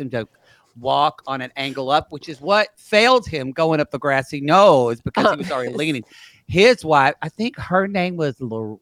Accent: Southern Oklahoma, United States; I grew up in Southern Oklahoma

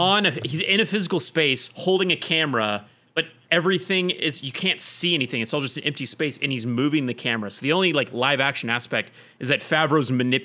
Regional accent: Oklahoma, United States; moved away; I was from Oklahoma.

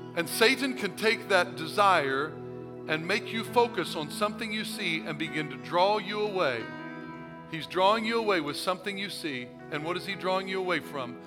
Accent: Missouri, United States; I'm from Missouri. Show me state

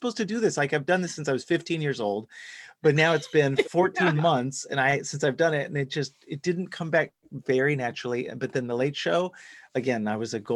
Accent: Dallas, Texas, United States; I grew up in Texas, in Dallas specifically

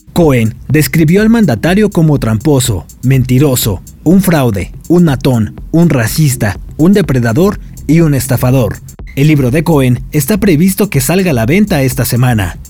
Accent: Mexico

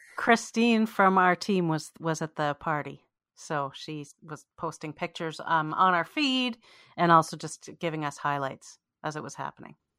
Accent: Canada; we're both Canadian Jews

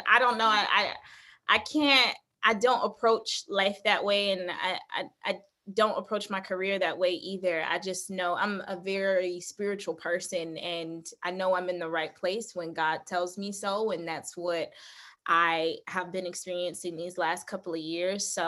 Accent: Detroit, Michigan, United States; moved away as an adult; also born or lived in Pittsburgh, Pennsylvania; now in New York, United States; I'm from Detroit, Michigan, born and raised, and went to Cass Technical High School there

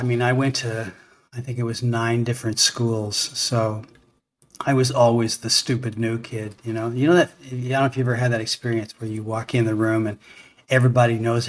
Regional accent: Toronto, Ontario, Canada; born there; I was born in Toronto.

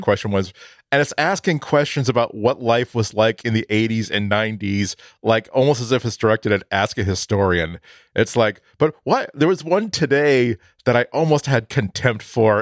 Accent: outside of Boston, Massachusetts, United States; I grew up outside of Boston

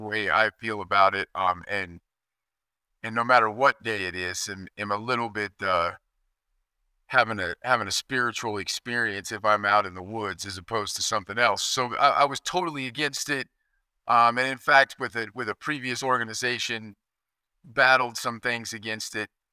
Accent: Kansas, United States; moved away; I grew up in Kansas where we could hunt seven days a week

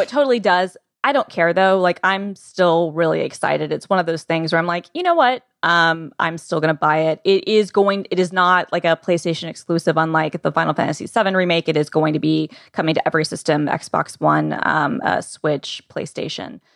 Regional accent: Atlanta, Georgia, United States; I'm from Atlanta

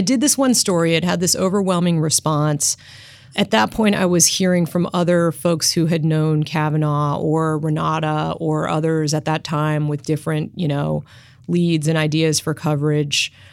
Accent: Washington, District of Columbia, United States; I grew up in Washington, D C

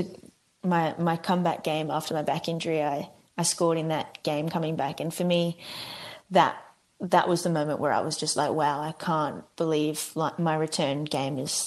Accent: Australia; moved away; I'm Australian

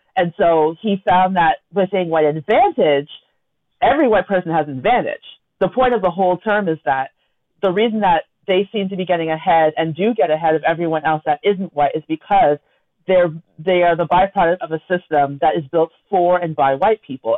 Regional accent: Toronto, Ontario, Canada; we grew up in Scarborough together.

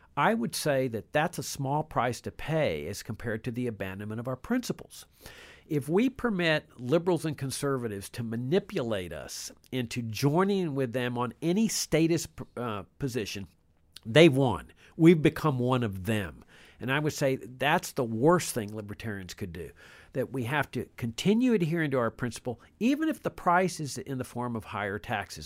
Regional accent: Laredo, Texas, United States; I grew up in Laredo

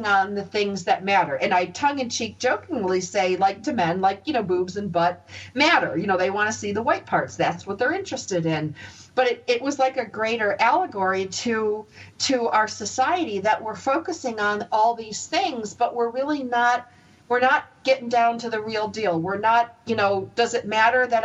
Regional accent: United States; moved away; also born or lived in Los Angeles; I grew up near the Canadian border in a real small town

